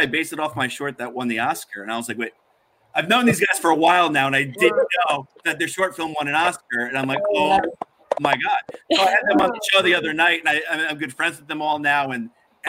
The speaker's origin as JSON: {"language": "English", "region": "New Jersey", "country": "United States", "said": "we're from the area where Clerks was filmed"}